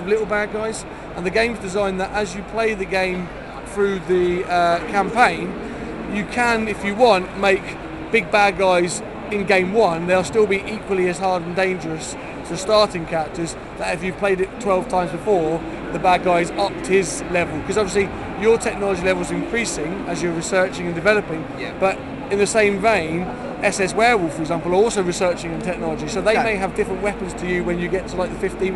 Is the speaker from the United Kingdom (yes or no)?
yes; United Kingdom; we're British